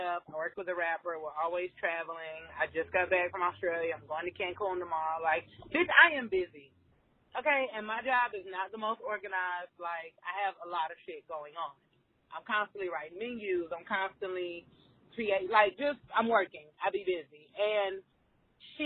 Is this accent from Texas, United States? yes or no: no; Florida, United States; now in Miami, United States; we're all from Florida